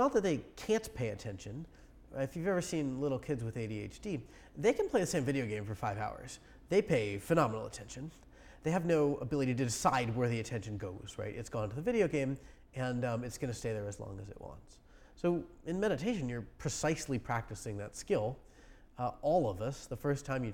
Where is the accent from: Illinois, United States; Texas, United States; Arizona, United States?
Arizona, United States; I'm from Arizona, you know, we're used to it down there.